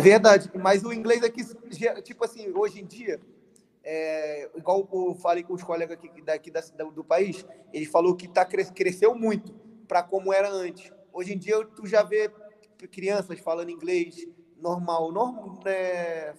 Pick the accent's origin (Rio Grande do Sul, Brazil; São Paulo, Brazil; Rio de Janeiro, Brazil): Rio de Janeiro, Brazil; also born or lived in Belford Roxo; eu moro no Rio de Janeiro, nasci no Rio de Janeiro